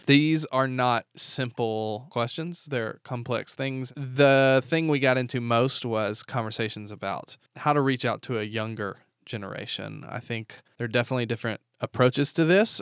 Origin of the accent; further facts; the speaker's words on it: the South, United States; I grew up in the South where all my friends went to church